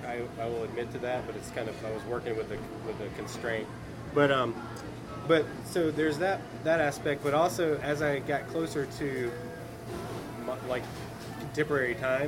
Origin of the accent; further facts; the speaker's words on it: Valdosta, Georgia, United States; moved away as an adult; now in Gainesville, United States; I was born and raised in Valdosta, Georgia.